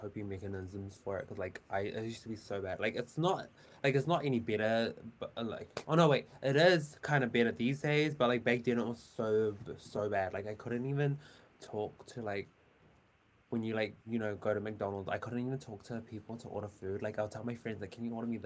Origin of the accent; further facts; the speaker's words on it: Auckland, New Zealand; I'm from Auckland, New Zealand